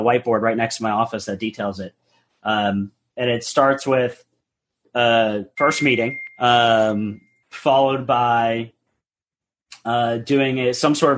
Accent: New England, United States; moved away as an adult; also born or lived in upstate New York; now in Houston, United States; I grew up in the New England area, went to school in upstate New York

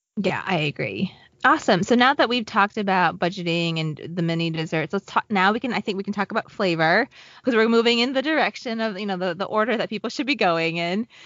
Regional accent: Southwest Virginia, United States; moved away; I grew up in Southwest Virginia

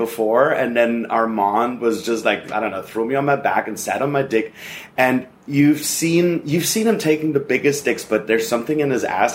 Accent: Germany; moved away as an adult; now in Los Angeles, United States; I'm originally from Germany

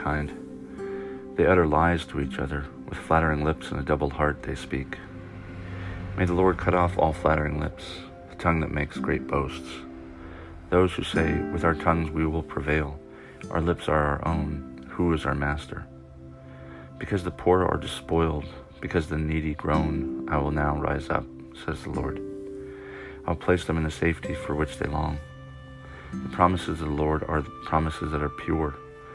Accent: Orange County, California, United States; moved away as an adult; now in Knoxville, Maryland, United States; I grew up in Orange County

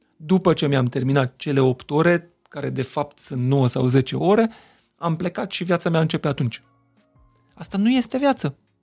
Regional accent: Miercurea Ciuc, Harghita County, Romania; first language Hungarian; Romanian is a second language; Eu vin din Mercurea uh-huh. Mhm. Ciuc, majoritatea oamenilor cu care am interacționat uh-huh. până să ajung la școală vorbeau limba maghiară.

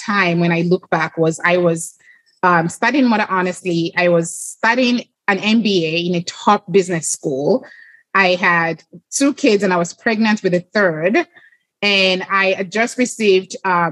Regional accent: Lagos, Nigeria; moved away; I grew up in Lagos, Nigeria

